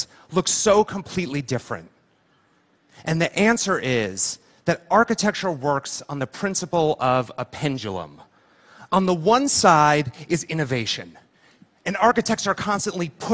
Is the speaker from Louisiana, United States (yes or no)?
no; Livingston, New Jersey, United States; I'm from Jersey, and I was six, and I lived there in my parents' house in a town called Livingston. And this was my childhood bedroom